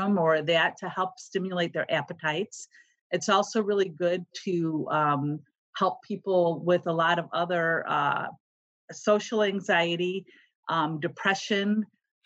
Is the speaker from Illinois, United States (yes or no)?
yes; Chicago, Illinois, United States; moved away as an adult; now in Cincinnati, United States; I was born and raised in Chicago and lived there all my life.